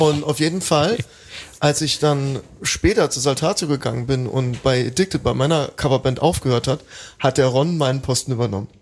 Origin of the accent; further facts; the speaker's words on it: Welchweiler, Rhineland-Palatinate, Germany; moved away; in meinem Heimatdorf in Welschweiler